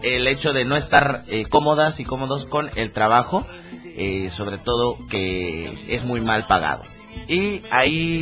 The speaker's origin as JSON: {"language": "Spanish", "region": "Chiapas", "country": "Mexico", "said": "mi Chiapas"}